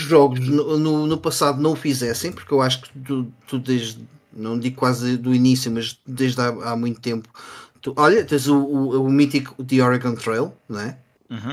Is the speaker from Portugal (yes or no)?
yes; Sintra, Lisbon, Portugal; de onde eu sou, uh, havia uma prova, a prova de Sintra